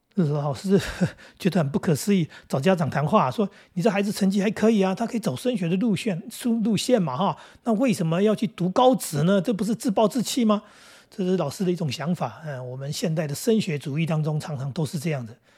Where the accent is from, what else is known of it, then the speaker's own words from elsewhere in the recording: Taoyuan, Taiwan; 我们桃园这边到高雄还真有一段距离